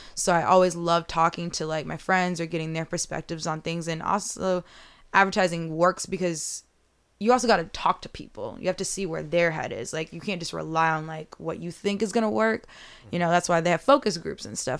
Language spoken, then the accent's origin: English; Chicago, Illinois, United States; me being from the South side of Chicago